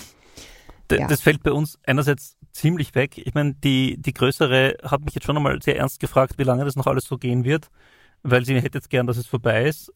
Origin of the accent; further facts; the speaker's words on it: Styria, Austria; bei uns in der Steiermark